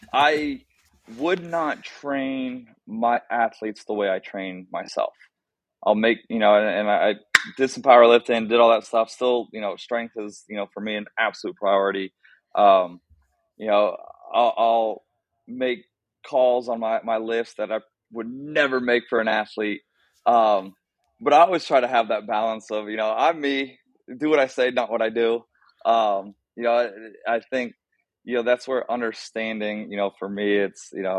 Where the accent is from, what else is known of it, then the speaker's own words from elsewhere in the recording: Columbus, Ohio, United States; moved away as an adult; also born or lived in Pittsburgh, Pennsylvania; now in Naperville, United States; growing up in Columbus, Ohio, straight West Side guy